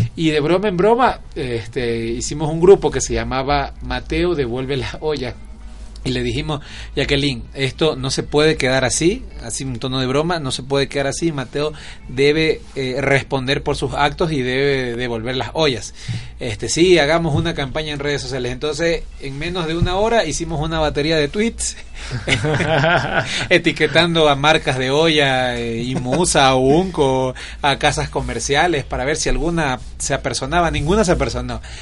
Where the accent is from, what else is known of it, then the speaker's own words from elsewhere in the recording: Milagro, Guayas, Ecuador; Yo soy costeño de la ciudad de Milagro, provincia del Guayas.